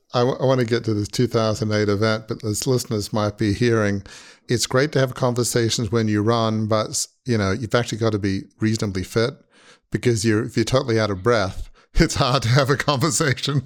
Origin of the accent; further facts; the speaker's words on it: Australia; moved away; growing up in Australia